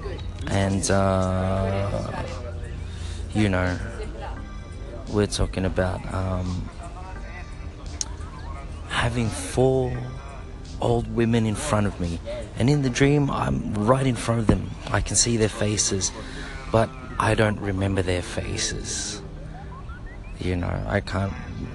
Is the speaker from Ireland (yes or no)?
no; Australia; As a Filipino Australian